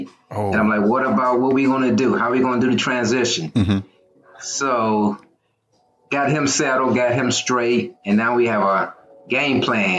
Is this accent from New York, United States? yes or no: no; Wilson, North Carolina, United States; moved away as an adult; now in Beltsville, United States; Originally, I'm from the Carolinas. I'm from Wilson, North Carolina. Mm-hmm. They call it Wide Awake Wilson. That's where I'm from.